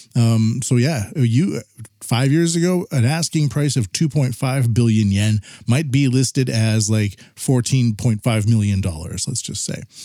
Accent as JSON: {"language": "English", "country": "Canada", "said": "I'm from Canada"}